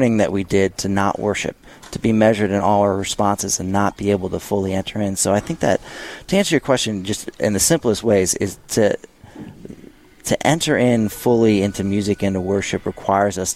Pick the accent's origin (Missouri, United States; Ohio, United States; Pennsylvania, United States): Missouri, United States; St. Louis; moved away; I'm from St. Louis, Missouri